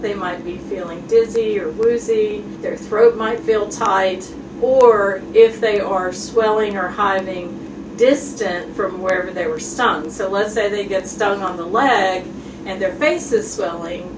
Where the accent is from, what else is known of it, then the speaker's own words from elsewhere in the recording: Jefferson City, Tennessee, United States; also born or lived in St. Louis, Missouri / Norfolk, Virginia / Chicago, Illinois; I grew up in Jefferson City and went to the University of Tennessee for college